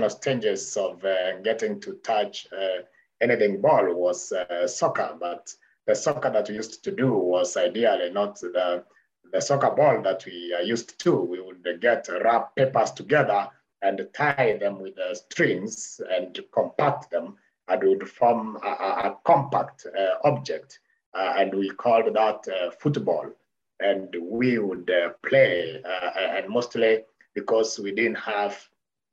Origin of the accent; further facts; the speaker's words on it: Kenya; I'm born and bred in Kenya, in the Mount Kenya region.